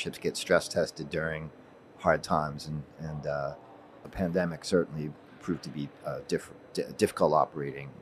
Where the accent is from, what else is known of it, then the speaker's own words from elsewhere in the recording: Boston, Massachusetts, United States; my hometown of Boston, Massachusetts